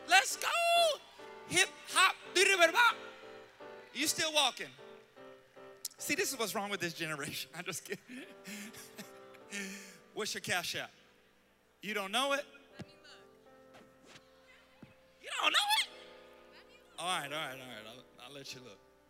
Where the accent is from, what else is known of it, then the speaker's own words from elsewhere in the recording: Charlotte, North Carolina, United States; I'm from Charlotte, North Carolina